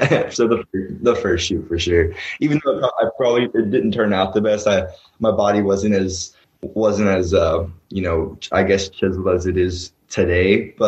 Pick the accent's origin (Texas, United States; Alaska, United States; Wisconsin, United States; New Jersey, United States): Texas, United States; Dallas; moved away as an adult; also born or lived in Los Angeles; now in Arizona, United States; I was born and raised in Dallas Fort Worth as well. As I said, Texas, I was born and raised in Dallas Fort Worth.